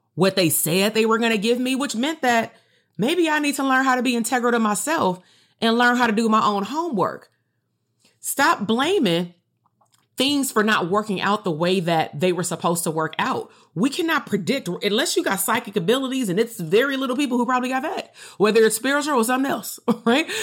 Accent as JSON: {"language": "English", "town": "Compton", "region": "California", "country": "United States", "said": "I'm still from Compton."}